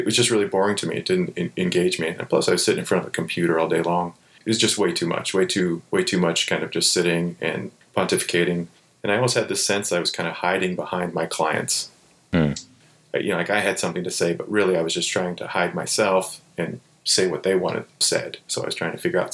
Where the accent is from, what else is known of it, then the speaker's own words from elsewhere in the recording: Ohio, United States; I grew up in Ohio, so it was like in the heart of Amish country